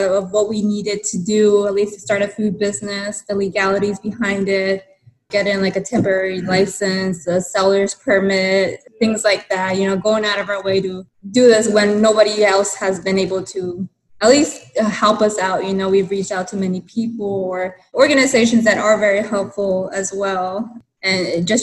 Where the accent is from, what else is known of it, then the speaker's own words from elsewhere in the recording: Mexico; now in El Monte, United States; it was a huge part of my culture, you know, growing up in Mexico